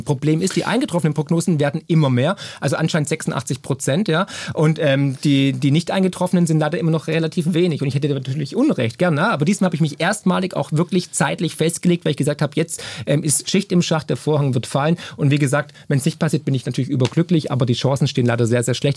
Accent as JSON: {"language": "German", "town": "Schorndorf", "region": "Baden-Württemberg", "country": "Germany", "tie": "born or raised there", "also_born_or_lived": "Argentina / United States", "moved": "yes", "said": "aus Schondorf, aus meiner Heimat"}